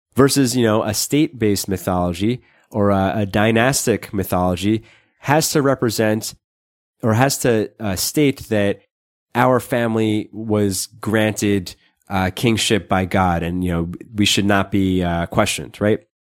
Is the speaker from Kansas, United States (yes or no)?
no; New York, United States; I grew up in New York